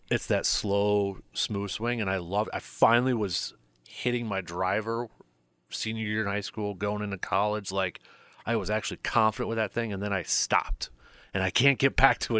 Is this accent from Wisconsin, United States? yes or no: yes; Medford, Wisconsin, United States; I grew up in Medford